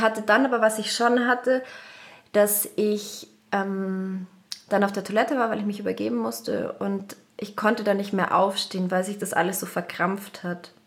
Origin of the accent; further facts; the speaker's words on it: Munich, Bavaria, Germany; ich bin aus München